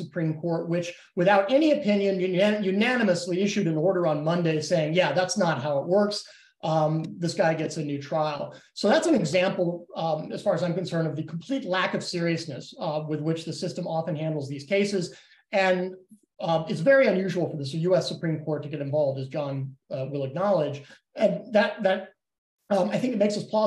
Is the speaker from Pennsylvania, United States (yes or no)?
no; Texas, United States; my home state of Texas